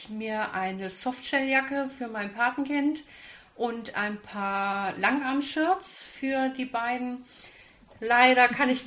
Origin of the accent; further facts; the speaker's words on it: Kassel, Hesse, Germany; ich bin 34 Jahre alt und ich komme aus Kassel.